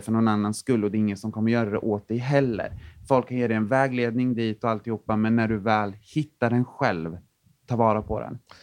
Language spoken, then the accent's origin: Swedish; Linköping, Östergötland, Sweden; jag kommer från en mindre stad som heter Linköping